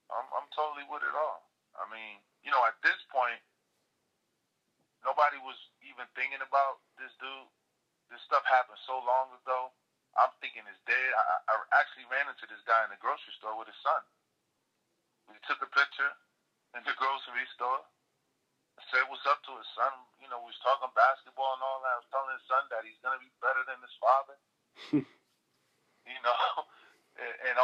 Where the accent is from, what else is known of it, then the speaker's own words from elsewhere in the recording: Paterson, New Jersey, United States; I was born and raised in New Jersey